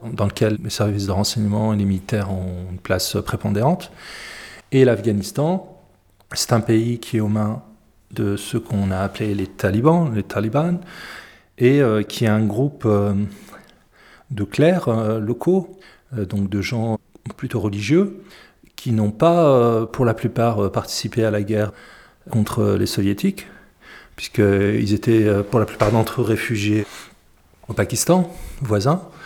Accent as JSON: {"language": "French", "town": "Paris", "region": "Île-de-France", "country": "France", "tie": "born or raised there", "also_born_or_lived": "Algeria", "lives_now": "Aurillac, France"}